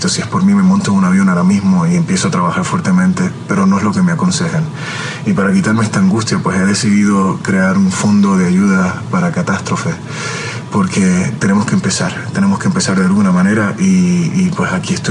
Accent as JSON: {"language": "Spanish", "country": "Puerto Rico", "moved": "yes", "said": "Es mi tierra, Puerto Rico."}